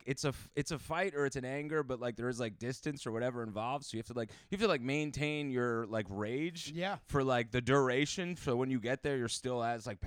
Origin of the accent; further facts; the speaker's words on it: New Jersey, United States; I grew up in North Jersey